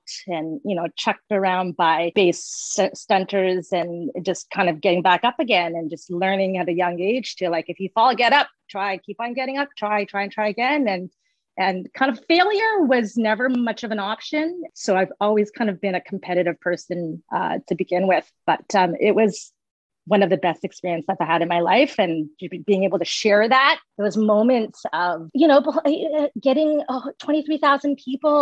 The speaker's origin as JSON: {"language": "English", "town": "Vancouver", "region": "British Columbia", "country": "Canada", "tie": "born or raised there", "moved": "as an adult", "said": "I was born and raised in Vancouver"}